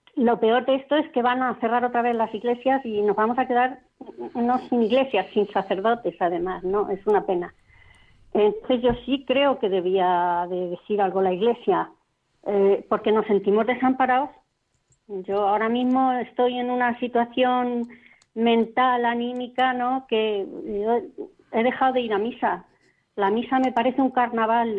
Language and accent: Spanish; Toledo, Castilla-La Mancha, Spain; soy de Toledo